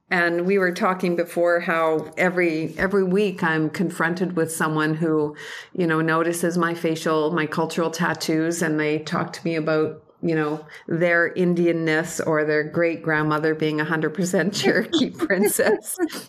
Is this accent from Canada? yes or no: yes; Canada; I am Cree from Treaty 6 territory in Canada. There's 11 numbered treaties in Canada, and Cree people live mostly in Treaty 6 territory. But right now, I am actually in Ontario, in Hamilton